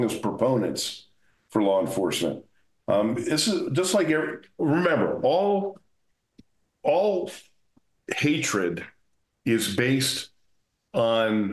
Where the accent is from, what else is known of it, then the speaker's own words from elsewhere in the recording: New Jersey, United States; moved away as an adult; now in Las Vegas, United States; I came from New Jersey. I grew up in New Jersey. I was a cop in New Jersey